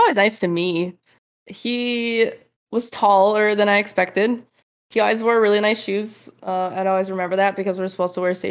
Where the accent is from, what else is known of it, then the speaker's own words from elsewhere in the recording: Michigan, United States; moved away as an adult; also born or lived in Fremont, California; I'm originally from Michigan, so it was a big move